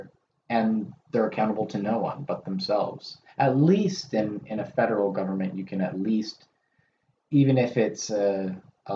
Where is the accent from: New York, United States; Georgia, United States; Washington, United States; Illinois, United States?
Washington, United States; I'm from Washington